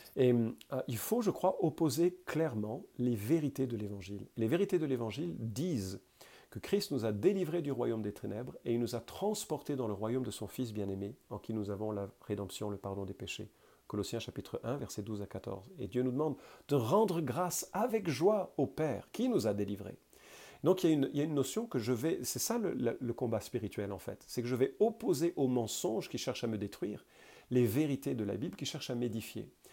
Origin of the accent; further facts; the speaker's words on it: France; je suis français